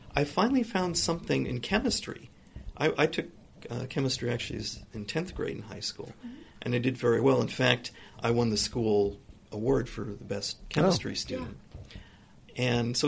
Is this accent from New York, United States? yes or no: no; Newport Beach, California, United States; also born or lived in Los Angeles area, California; I consider really Newport Beach to be my hometown because I went to junior high and high school there